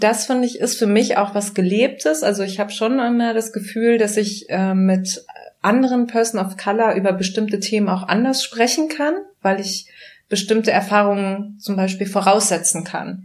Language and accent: German; Germany; born or raised there